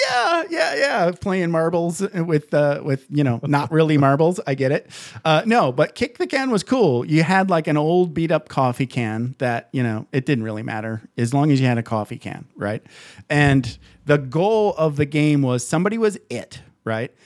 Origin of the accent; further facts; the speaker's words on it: Michigan, United States; I grew up in Michigan